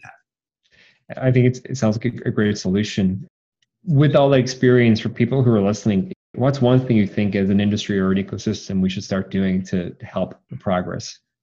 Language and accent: English; Cork, Munster, Ireland; I'm also from Cork, Ireland